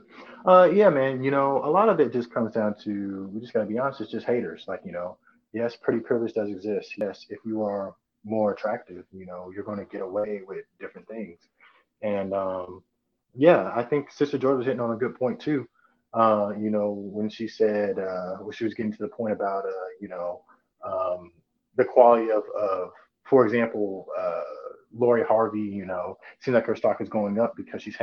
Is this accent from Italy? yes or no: yes; Italy; moved away; I'm American, but I was born in Italy. So I was raised over there.